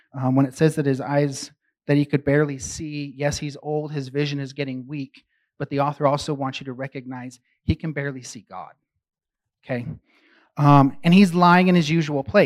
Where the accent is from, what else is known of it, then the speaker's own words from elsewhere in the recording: San Francisco, California, United States; I grew up really active in the San Francisco underground music scene.